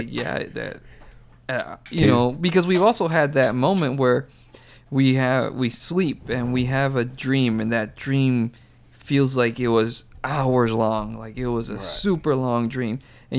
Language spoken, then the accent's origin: English; United States; I know I'm Mexican American, but I definitely grew up more American than Mexican